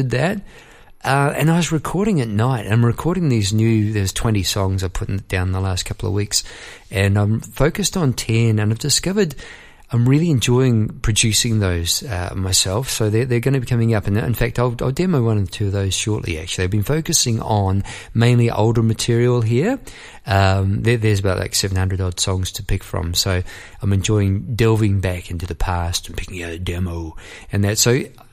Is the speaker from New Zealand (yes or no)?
yes; New Zealand; moved away as an adult; I went over to came here to live from New Zealand. I was formerly from New Zealand.